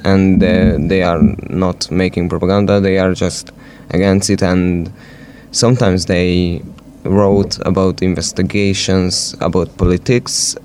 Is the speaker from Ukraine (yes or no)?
no; Southern Hungary, Hungary; I'm from Hungary, the southern part of Hungary, not from Nyíregyháza.